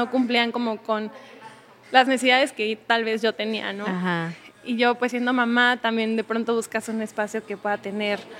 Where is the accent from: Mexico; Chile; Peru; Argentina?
Mexico; Mexico City; now in Querétaro, Mexico; Bueno, yo llevo en Querétaro cuatro años, vengo de la Ciudad de México, soy mamá, tengo una hija de nueve años